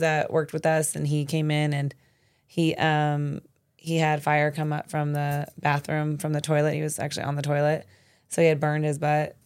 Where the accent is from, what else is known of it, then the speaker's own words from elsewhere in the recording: Arizona, United States; moved away as an adult; also born or lived in New York City; born and raised in Arizona and then was able to go to New York City